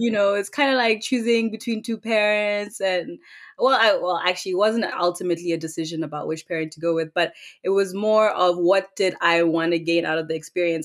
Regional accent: Gaborone, South-East District, Botswana; moved away; also born or lived in Cape Town, South Africa; I was born and raised in Khaborone, Botswana.

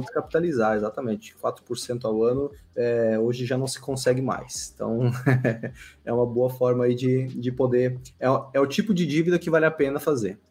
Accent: west of Santa Catarina, Brazil; lá onde eu, onde eu nasci, lá com essa temperatura

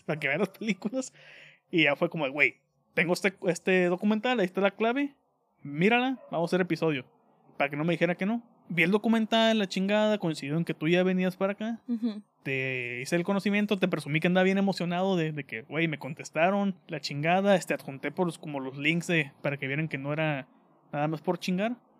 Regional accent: Mexico; soy de México.

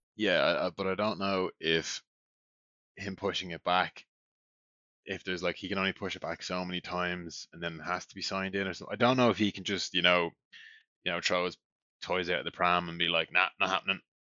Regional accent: Ireland; now in Norway; We're from Ireland

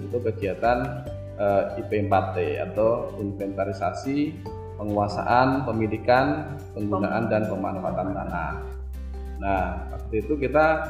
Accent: Surakarta, Central Java, Indonesia; moved away as an adult; also born or lived in Central Sulawesi; Saya kan uh, aslinya dari Pulau Jawa, hmm. dari Solo, dari sama dengan kampungnya Pak Presiden Pak Jokowi

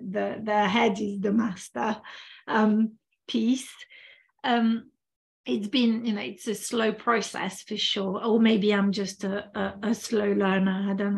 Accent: France; first language French; English is a second language; moved away as an adult; also born or lived in Spain; now in United Kingdom; I come from a Western society, in fact, from two societies, because I grew up in France. I'm originally from France. And then I moved to the UK. I lived a bit in Spain as well. So, you know, very European, Westernized societies.

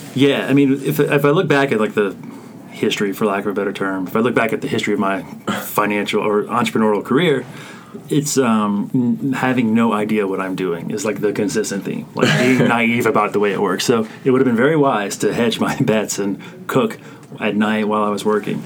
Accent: South Louisiana, United States; I'm from South Louisiana

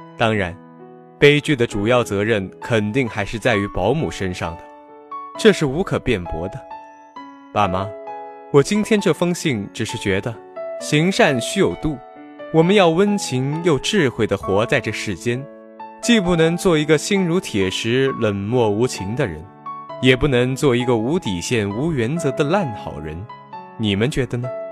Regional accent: Huai'an, Jiangsu, China; moved away as an adult; now in Nanjing, China; 我在南京大学，距离我的家乡江苏淮安一百九十五公里

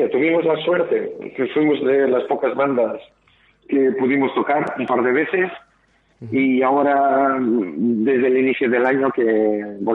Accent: Portugal; now in Bilbao, Spain; yo estaba recién llegando de Bilbao, que yo soy de Portugal

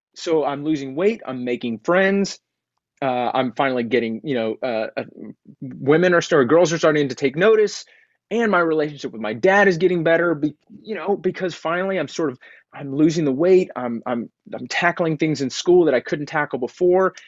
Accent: Texas, United States; I grew up in Texas

